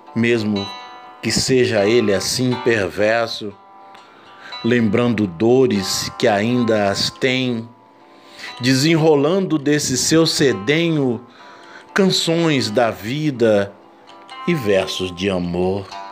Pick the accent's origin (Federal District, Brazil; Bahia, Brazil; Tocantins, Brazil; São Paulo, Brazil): São Paulo, Brazil; Vale do Ribeira; a minha região, a minha terra, a minha pátria chamada Vale do Ribeira